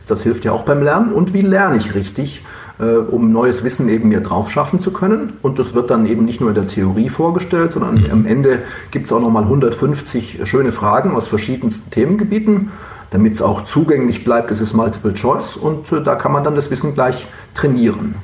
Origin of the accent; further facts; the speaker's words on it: Oberstdorf, Bavaria, Germany; moved away as an adult; also born or lived in Duisburg-Meiderich; now in Duisburg, Germany; meine Geburtsstadt ist keine Stadt, sondern eine Marktgemeinde, ist Oberstdorf im Allgäu